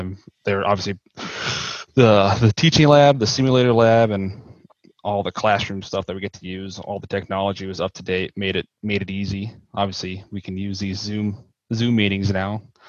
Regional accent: Blair, Nebraska, United States; also born or lived in Lincoln, Nebraska; now in Omaha, United States; I'm originally from Blair, Nebraska, graduated there, came down to UNL for the PGM program.

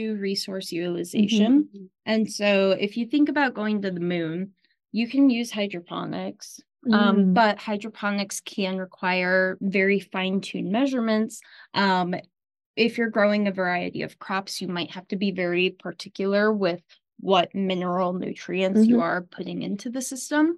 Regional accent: Omaha, Nebraska, United States; I'm grateful to stay in Nebraska because I am from Omaha.

